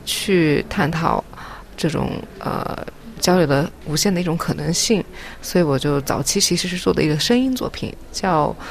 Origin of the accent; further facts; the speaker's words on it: Japan; born there; 然后我是在日本出生，嗯，在很多国家成长，目前是在北京和东京有工作室。